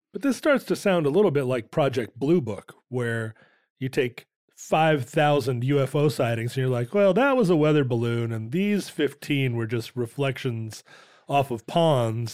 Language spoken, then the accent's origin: English; Alaska, United States; growing up in Alaska, we would watch the aurora borealis